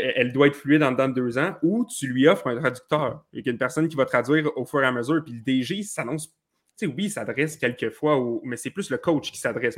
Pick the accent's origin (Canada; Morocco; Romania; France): Canada; Quebec; un petit gars de chez nous